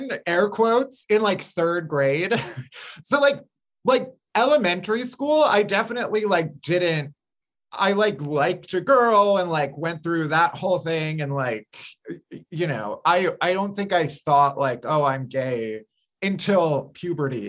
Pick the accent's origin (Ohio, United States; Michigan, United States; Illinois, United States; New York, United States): Illinois, United States; suburbs outside of Chicago; I grew up outside of Chicago in the suburbs.